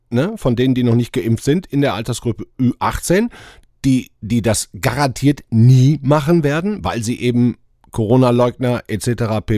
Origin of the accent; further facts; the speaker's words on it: Rhineland, Germany; Wir sind doch Rheinländer